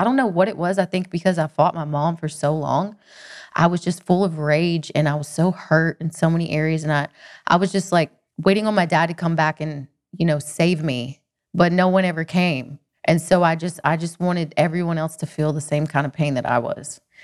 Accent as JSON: {"language": "English", "town": "Cherokee", "region": "North Carolina", "country": "United States", "tie": "born or raised there", "also_born_or_lived": "Athens, Georgia", "said": "I'm from the mountains in North Carolina."}